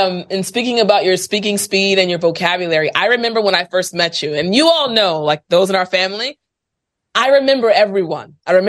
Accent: United States; first language English; I'm American. I speak English.

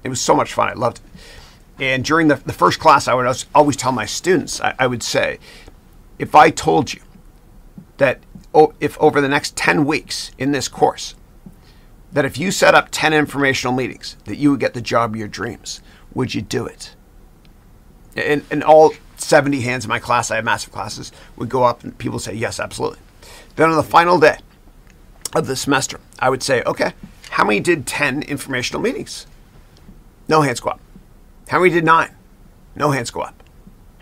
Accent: London, Ontario, Canada; moved away as an adult; now in United States; I grew up in Ontario. I was born in London, Ontario.

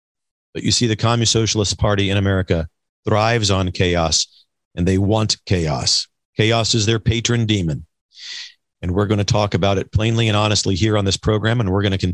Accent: Missouri, United States; moved away; my home state of Missouri

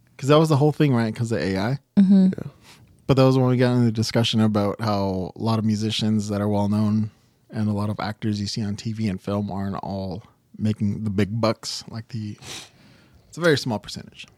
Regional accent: Monterey Park, California, United States; I grew up in Monterey Park.

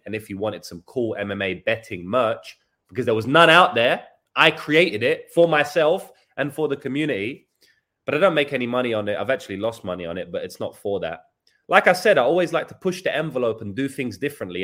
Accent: England, United Kingdom; now in New Zealand; I'm English

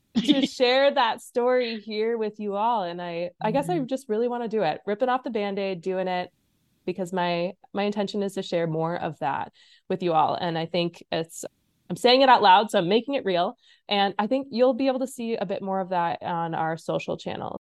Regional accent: Illinois, United States; moved away as an adult; also born or lived in Iowa; now in Minnesota, United States; I grew up in Illinois went to school in Iowa, and then migrated my way up north to Minnesota.

